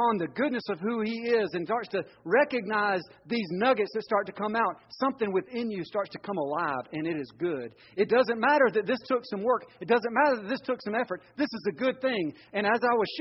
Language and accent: English; Georgia, United States; moved away; also born or lived in Florida; I grew up in Georgia, and my mama asked me to dig a hole in the backyard